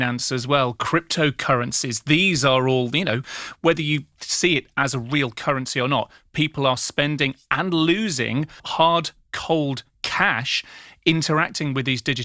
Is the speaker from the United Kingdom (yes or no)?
yes; United Kingdom; I'm British